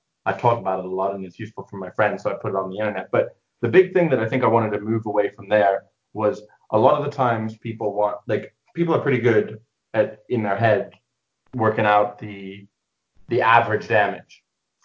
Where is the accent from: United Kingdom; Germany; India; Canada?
United Kingdom; England; moved away as an adult; also born or lived in near Chicago, Illinois, United States / Edinburgh, Scotland; now in Leamington Spa, United Kingdom; I lived in the US near Chicago till I was 8, and then I moved to England because of my dad's work, and I was there till I was 18